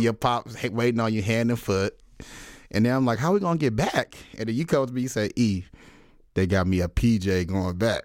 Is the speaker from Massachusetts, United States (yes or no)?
no; Dallas, Texas, United States; growing up in Dallas, you know, I was a huge Dirk fan